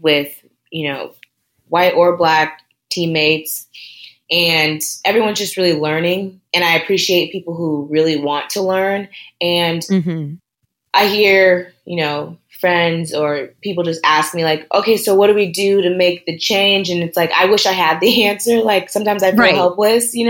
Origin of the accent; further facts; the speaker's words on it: Southern California, United States; moved away as an adult; also born or lived in Tallahassee, Florida; growing up in Southern California, for sure, I felt outnumbered at times